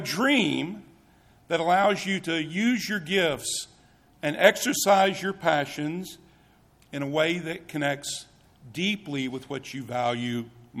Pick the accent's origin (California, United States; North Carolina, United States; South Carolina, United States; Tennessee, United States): Tennessee, United States; moved away; I am from Tennessee